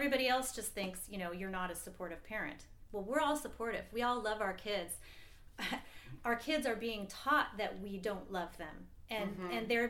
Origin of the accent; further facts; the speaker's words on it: Seattle, Washington, United States; I'm from the Seattle area.